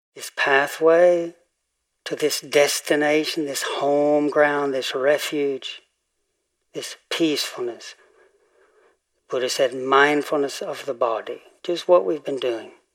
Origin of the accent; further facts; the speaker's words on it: Tennessee, United States; moved away; growing up in Tennessee